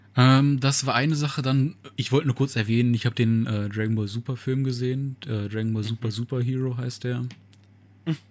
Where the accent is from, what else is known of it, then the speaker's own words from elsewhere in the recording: Germany; bei uns in Deutschland